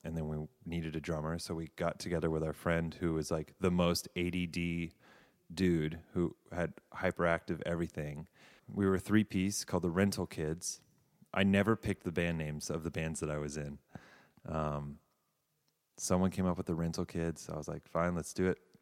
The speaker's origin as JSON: {"language": "English", "town": "Davidson", "region": "North Carolina", "country": "United States", "tie": "born or raised there", "also_born_or_lived": "Savannah, Georgia / California / New York", "moved": "as an adult", "said": "I, uh, grew up, um, in North Carolina"}